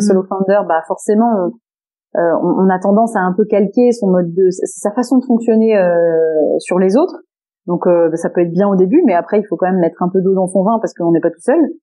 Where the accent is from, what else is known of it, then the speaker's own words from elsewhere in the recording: Landes, Nouvelle-Aquitaine, France; je viens de là, euh, dans les Landes, puisque dans ma famille, euh, euh, famille très, enfin, très large, d'ailleurs, euh, cousins, et cetera, euh, on vient tous, euh, des Landes du côté de mon papa